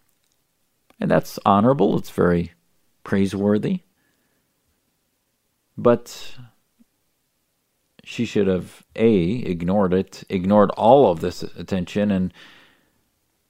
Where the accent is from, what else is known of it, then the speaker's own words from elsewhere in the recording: United States; an American Muslim who served my country